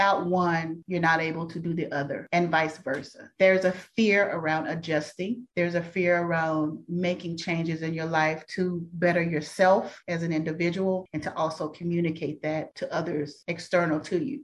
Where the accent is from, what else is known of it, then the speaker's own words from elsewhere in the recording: Dallas, Texas, United States; I'm a true Dallas native. I'm from Dallas. I still live in the Dallas-Fort Worth Metroplex.